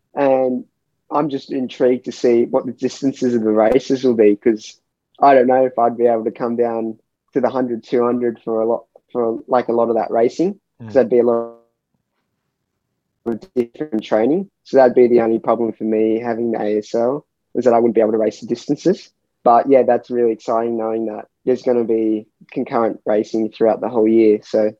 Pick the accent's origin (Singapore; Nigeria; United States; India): Singapore; also born or lived in Sydney, Australia; Well, so I was born in Sydney, and we moved to Singapore. So we moved to Singapore when I was about 3 years old.